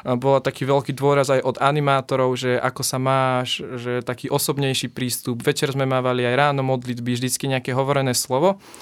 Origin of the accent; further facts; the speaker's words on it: Nová Baňa, Banská Bystrica Region, Slovakia; ja som z Novej Bane